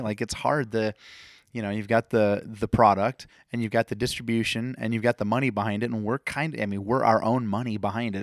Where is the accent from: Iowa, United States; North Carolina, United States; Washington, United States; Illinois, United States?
Iowa, United States; Fort Dodge; this is my hometown.